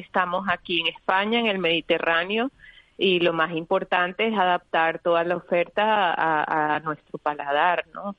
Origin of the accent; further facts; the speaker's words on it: Venezuela; also born or lived in Spain; now in Madrid, Spain; yo crecí en Venezuela, un país multicultural